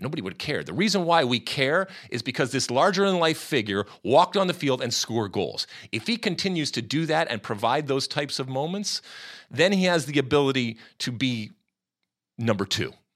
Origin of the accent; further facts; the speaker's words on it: United States; as an American.